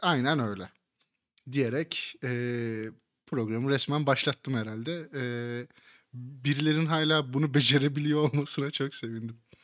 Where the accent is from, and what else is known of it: Kırşehir Province, Turkey